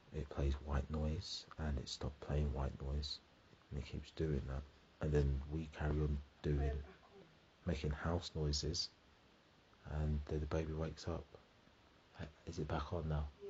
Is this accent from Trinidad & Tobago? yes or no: no; United Kingdom; I'm British